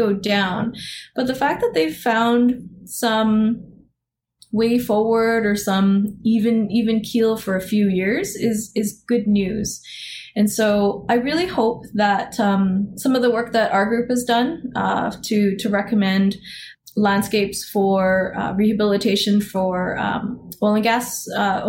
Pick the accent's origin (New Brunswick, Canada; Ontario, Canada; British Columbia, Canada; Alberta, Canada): Alberta, Canada; I grew up in Alberta, so I played in the mountains